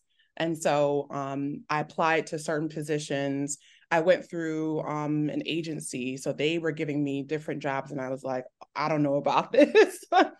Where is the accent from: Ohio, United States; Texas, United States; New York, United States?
Texas, United States; also born or lived in Detroit, United States / Germany / North Carolina, United States; I was born in Detroit, moved to Germany right after I was born, moved to North Carolina. And then I call myself a Texas native because